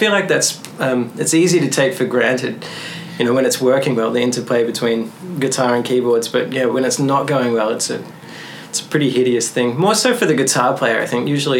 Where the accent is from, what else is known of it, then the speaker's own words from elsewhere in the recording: Melbourne, Victoria, Australia; of you guys didn't get that, I'm from Australia.